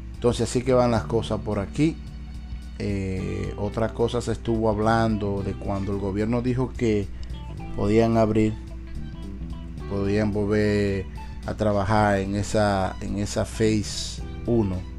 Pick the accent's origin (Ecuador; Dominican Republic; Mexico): Dominican Republic; now in United States; mi país, República Dominicana